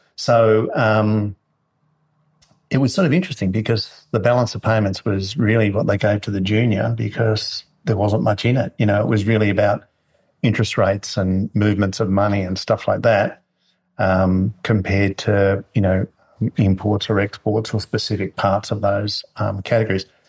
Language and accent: English; Marulan, New South Wales, Australia; moved away as an adult; also born or lived in Sydney / Melbourne; now in Northern Rivers, Australia; born in Sydney and uh, um, we moved when we were really young to Marulan, actually.